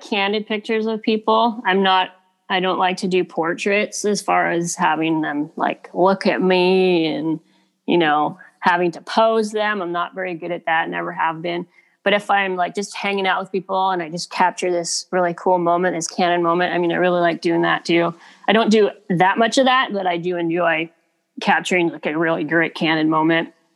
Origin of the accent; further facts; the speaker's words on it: Kitimat, British Columbia, Canada; moved away; I grew up on the West Coast, so I just grew up loving nature. I grew up fishing on the Kitimat River